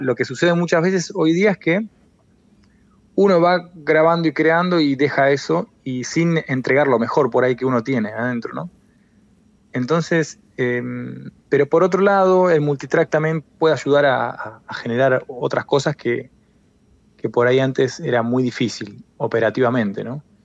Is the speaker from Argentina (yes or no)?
yes; Argentina; moved away as an adult; also born or lived in Buenos Aires; now in A Coruña, Spain; la identidad de uno como argentino cuando te vas a, afuera